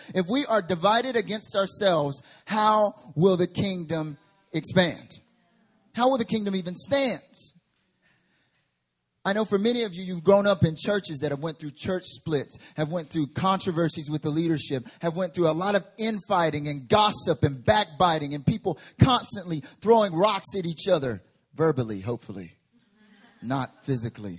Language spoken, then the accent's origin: English; Southeastern United States, United States; moved away as an adult; now in South Korea; I grew up in the South, Southern United States, Southeastern United States